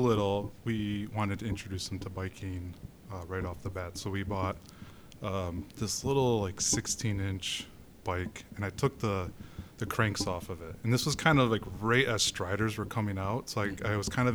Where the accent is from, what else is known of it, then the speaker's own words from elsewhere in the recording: Grand Rapids, Michigan, United States; also born or lived in British Columbia; now in Grand Rapids, United States; I grew up in Grand Rapids.